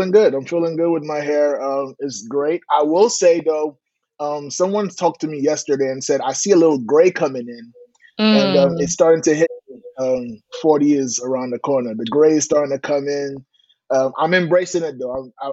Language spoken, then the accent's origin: English; New York City, New York, United States; Born and raised in Brooklyn